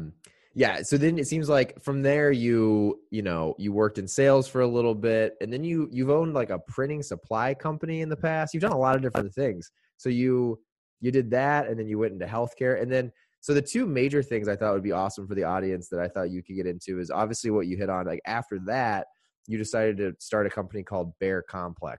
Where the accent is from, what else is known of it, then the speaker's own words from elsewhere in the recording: Greenwood, Indiana, United States; also born or lived in Carmel, Indiana; I'm from Greenwood, so like the south side